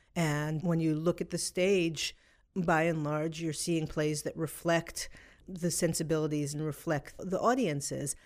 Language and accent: English; New York City, New York, United States; I grew up in New York City